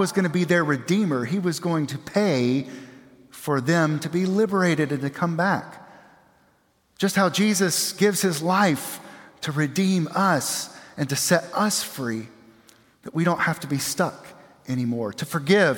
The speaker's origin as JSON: {"language": "English", "town": "Aiken", "region": "South Carolina", "country": "United States", "tie": "born or raised there", "said": "I grew up across the river in Aiken, South Carolina"}